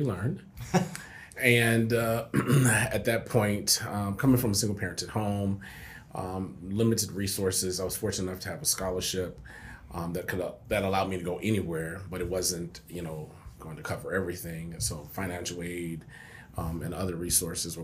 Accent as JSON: {"language": "English", "town": "San Antonio", "region": "Texas", "country": "United States", "moved": "as an adult", "lives_now": "Lubbock, United States", "said": "I'm from San Antonio"}